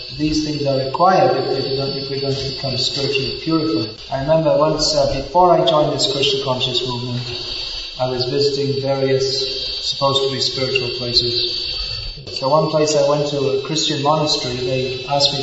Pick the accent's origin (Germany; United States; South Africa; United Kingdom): United Kingdom; England; moved away; I was brought up in England.